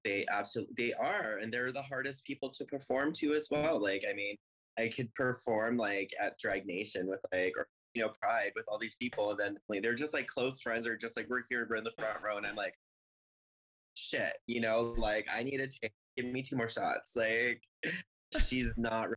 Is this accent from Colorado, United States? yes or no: yes; Longmont, Colorado, United States; now in Denver, United States; I was born in Colorado Springs, so I'm a native here. Uh, my parents moved to Longmont when I was, I think, five. So I grew up in Longmont, went to elementary, middle school, high school there.